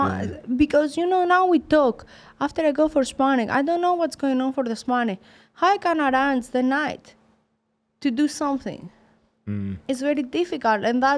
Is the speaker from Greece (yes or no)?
yes; Sparta, Peloponnese, Greece; English is a second language; moved away as an adult; also born or lived in Germany / England / Mexico; now in United States; I come from Sparta. I go Germany to start my professional boxing. After I go in England, after I go in Mexico, now in America.